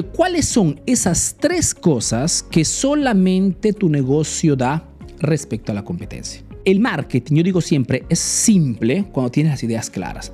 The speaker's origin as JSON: {"language": "Spanish", "country": "Peru", "moved": "yes", "lives_now": "Italy"}